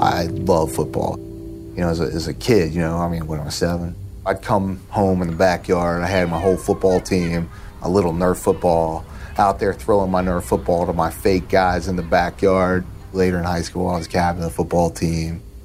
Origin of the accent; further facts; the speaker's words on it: Norwood, Ohio, United States; grew up in Norwood, Ohio. Uh, it's a suburb of Cincinnati